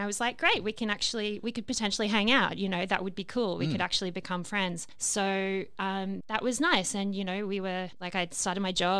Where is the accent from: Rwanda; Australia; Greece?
Australia; also born or lived in London; I'm an Australian